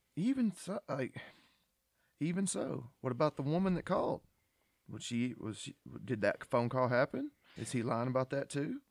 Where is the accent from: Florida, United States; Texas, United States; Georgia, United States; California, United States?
Georgia, United States; born and raised in Georgia